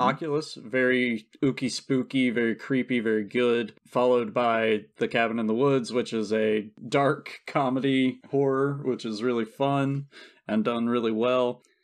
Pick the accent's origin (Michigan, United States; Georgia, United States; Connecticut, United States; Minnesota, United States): Georgia, United States; South; I'm from South Georgia and never took French